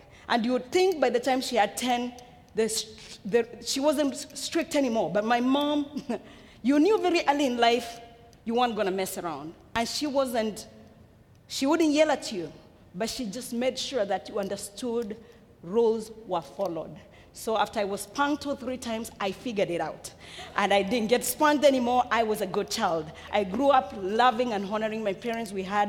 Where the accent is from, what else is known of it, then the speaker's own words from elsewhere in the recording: Kenya; born there; I was born in Africa. I was born in Kenya, in East Africa, to a parent who already had 9 children. I'm a last one of a family of 10.